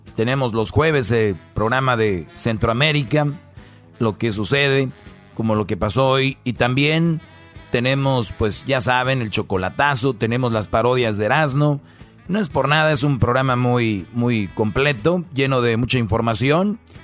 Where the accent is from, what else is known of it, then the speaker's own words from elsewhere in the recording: Monterrey, Nuevo León, Mexico; soy de Monterrey, somos regios